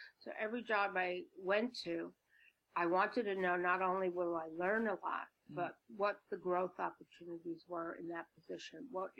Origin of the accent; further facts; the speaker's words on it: Brooklyn, New York, United States; accent: Brooklyn; I'm from Brooklyn. I'm a Brooklyn kid. I speak like, you know, Vinnie Barberini. Remember Vinnie Barberini? You know, that whole, like, Brooklyn doesn't sound so smart kind of accent.